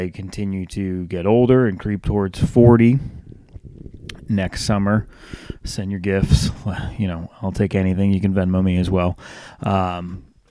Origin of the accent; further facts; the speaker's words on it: Northeast, United States; now in Charlotte, United States; I grew up in the Northeast